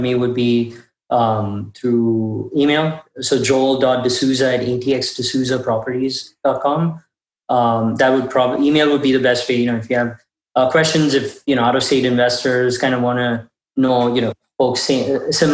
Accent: Kuwait; now in Austin, United States; It's very close to what we'd get in Kuwait. That's where we grew up.

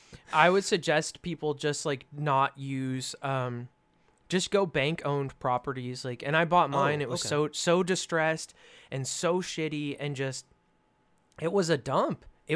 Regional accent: California, United States; So I came from California, and my dad basically venture capitaled, and then I did all of the work.

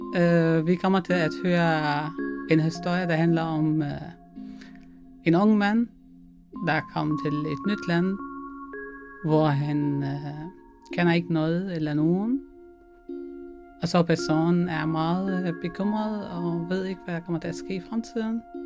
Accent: Syria; Danish is a second language; moved away as an adult; now in Denmark; jeg kommer fra Syrien.

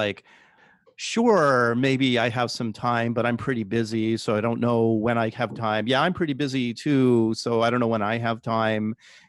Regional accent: Palo Alto, California, United States; I'm from Palo Alto. I know what Silicon Valley is like.

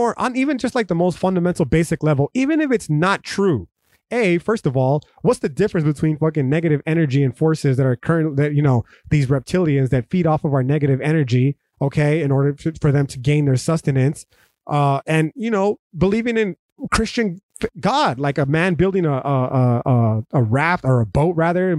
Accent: United States; as an American

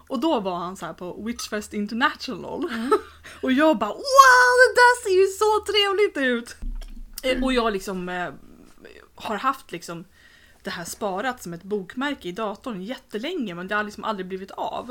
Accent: Sweden; som svensk

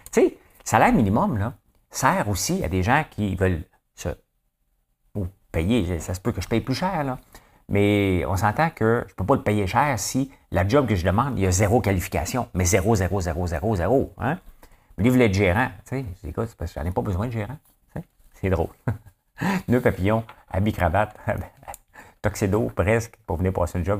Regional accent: Gatineau, Quebec, Canada; je viens de Hall, OK? Euh, Gatineau, ça n'existe pas pour moi, je viens de Hall

